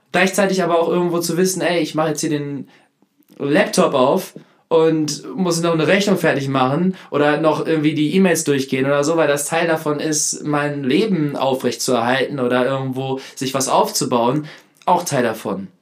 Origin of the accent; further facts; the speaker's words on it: Hanover, Lower Saxony, Germany; moved away; komme ich ja heute zurück aus Hannover, war zu Hause Nee, war in der Heimat.